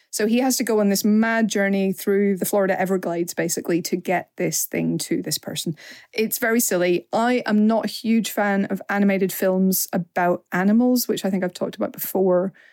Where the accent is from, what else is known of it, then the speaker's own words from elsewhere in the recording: Northern Ireland, United Kingdom; even as an Northern Irish person